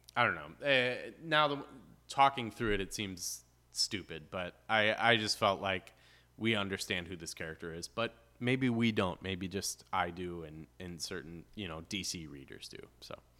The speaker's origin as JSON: {"language": "English", "town": "Chicago", "region": "Illinois", "country": "United States", "tie": "born or raised there", "also_born_or_lived": "Gulf coast (Highway 98)", "moved": "yes", "said": "growing up in Chicago, we, like, we're by the lake"}